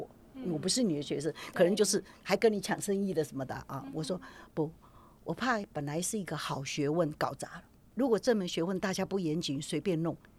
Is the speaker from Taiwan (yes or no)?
yes; Taiwan; 而且我是台湾的人，